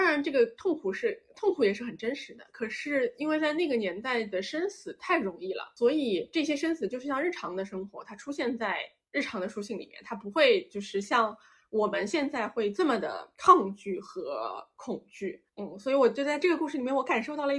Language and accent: Chinese; China; born there; 因为我们我们我们是出生在中国的，所以我们讲起这些历史啊，然后神话什么的，我觉得就是多少它还有带着一种强烈的大国色彩